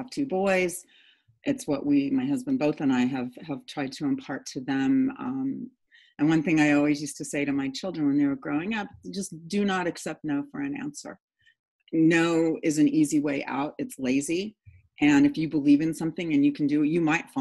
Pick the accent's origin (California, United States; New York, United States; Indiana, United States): California, United States; San Diego; I grew up in San Diego